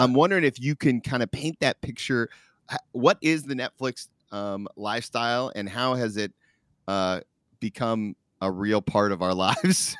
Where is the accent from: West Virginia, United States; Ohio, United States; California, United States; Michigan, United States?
Ohio, United States; Dayton; born in my hometown, where I'm recording from right now, downtown Dayton, Ohio